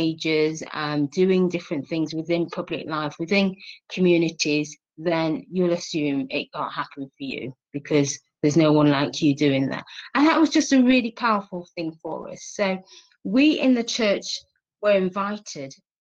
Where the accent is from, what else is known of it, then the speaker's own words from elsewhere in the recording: Nottingham, East Midlands, United Kingdom; I'm from Nottingham, born here, brought up here.